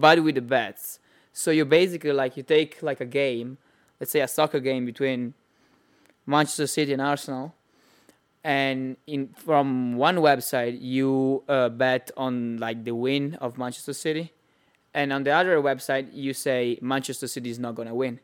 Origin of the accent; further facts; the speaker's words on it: Italy; accent: Italian; English is a second language; it's pretty Italian